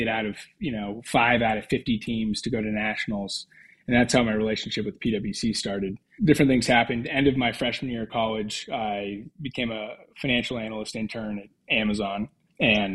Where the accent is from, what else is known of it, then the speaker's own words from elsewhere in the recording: Cheney, Washington, United States; moved away as an adult; also born or lived in Seattle, Washington; now in Melbourne, Australia; Cheney is the small town suburb that I grew up